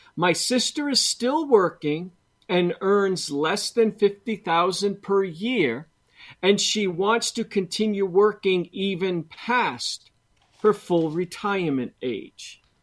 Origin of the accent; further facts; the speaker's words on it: Boston, Massachusetts, United States; I'm from Boston